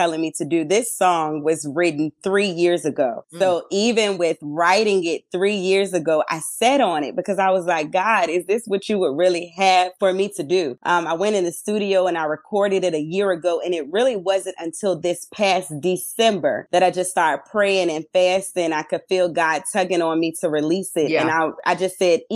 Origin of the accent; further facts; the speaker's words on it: Petersburg, Virginia, United States; I am from Petersburg, Virginia